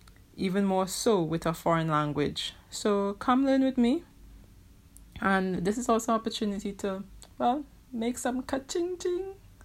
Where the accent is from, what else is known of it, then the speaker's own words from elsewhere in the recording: Trinidad & Tobago; I've been learning Chinese for over 15 years now. I am from Trinidad, as in Trinidad and Tobago, as in the Caribbean.